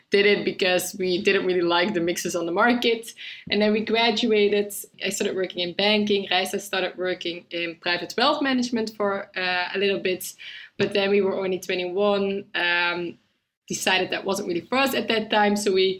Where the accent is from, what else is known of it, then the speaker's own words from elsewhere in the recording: Netherlands; now in London, United Kingdom; So we are originally from the Netherlands. That's why it's called Double Dutch.